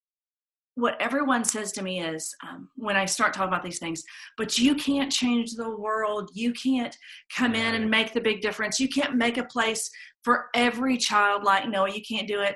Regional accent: Atlanta, Georgia, United States; I grew up here in Atlanta in a very civil rights oriented city

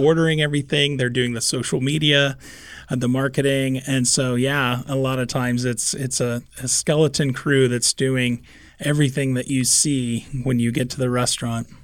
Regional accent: Kansas City, Missouri, United States; moved away as an adult; now in Omaha, United States; I grew up in Kansas City surrounded by barbecue

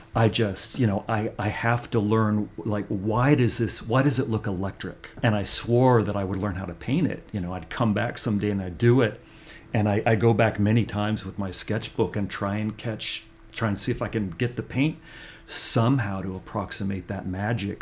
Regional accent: Central Valley of California, United States; I grew up in the Central Valley of California

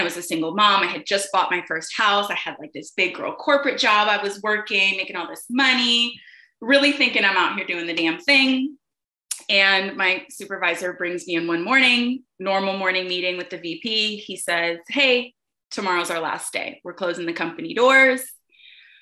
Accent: Chicago, Illinois, United States; now in Atlanta, United States; I'm originally from Chicago

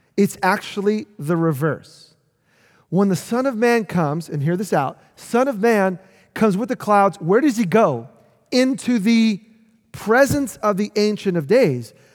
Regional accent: New York City, New York, United States; I grew up in New York City

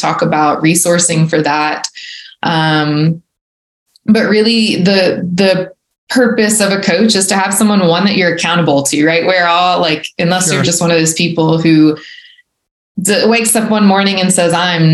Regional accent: Baton Rouge, Louisiana, United States; moved away as an adult; now in Alabama, United States; I was born and raised in Baton Rouge and stayed there till I was 25, 26.

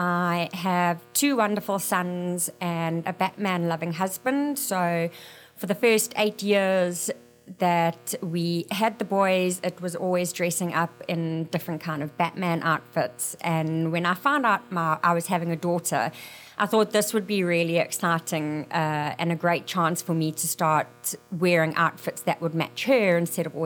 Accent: South Africa; moved away as an adult; now in Mesa, United States; I am originally from South Africa

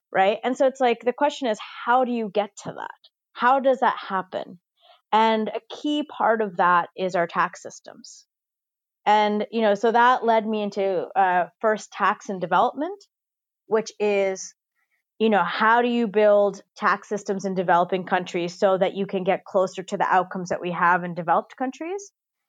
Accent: Dubai, United Arab Emirates; I grew up in Dubai in the United Arab Emirates, which is a country that was founded in 1971.

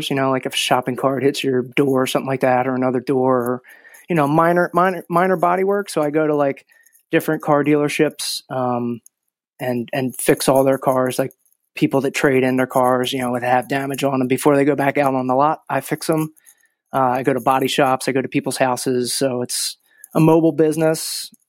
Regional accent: Croydon, Pennsylvania, United States; Uh, New Croydon, like right across from the creek.

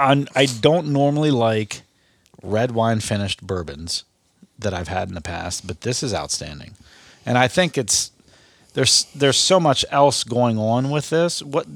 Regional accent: Belpre, Ohio, United States; I grew up in Belpre

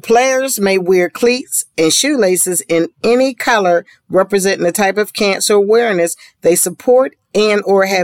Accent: Pittsburgh, Pennsylvania, United States; I'm from Pittsburgh

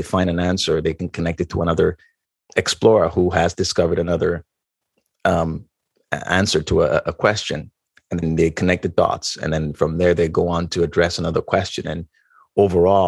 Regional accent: Ghana; moved away; I grew up in Ghana, West Africa

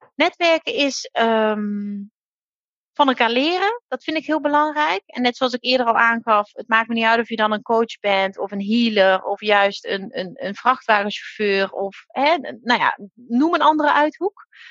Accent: Limburg, Netherlands; now in Drenthe, Netherlands; Ik ben zelf een Limburgse, dus nou, ik kom wel echt ver van hier

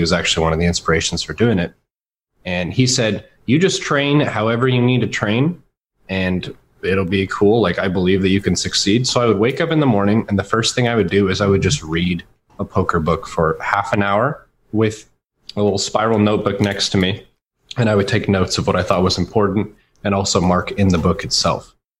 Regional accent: Texas, United States; also born or lived in Washington State, United States; I've spent the majority of my life in the Dallas-Fort Worth area. Mm-hmm. I was born in Washington State, so I was about 6 or 7 when we moved to Texas, and I chose not to take the accent.

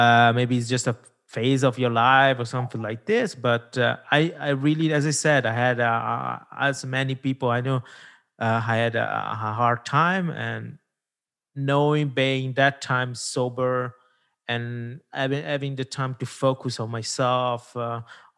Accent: Italy; first language Italian; English is a second language; it's not my mother tongue. I'm Italian mother tongue

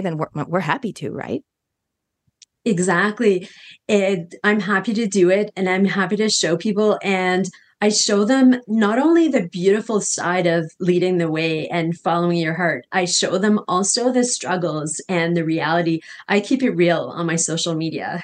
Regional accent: Canada; now in Costa Rica; I'm from Canada originally

